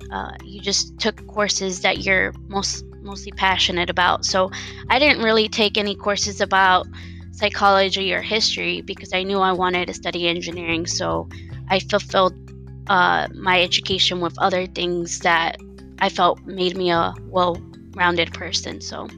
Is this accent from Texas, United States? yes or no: yes; Dallas, Texas, United States; moved away as an adult; also born or lived in Rochester, New York; now in Peoria, United States; I was born and raised in Dallas, Texas.